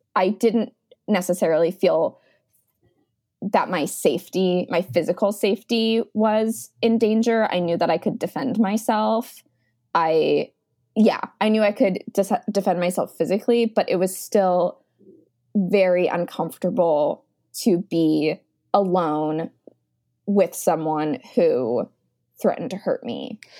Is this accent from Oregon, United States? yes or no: yes; Beaverton, Oregon, United States; now in New York City, United States; I am living in New York City, but I'm originally from Beaverton, Oregon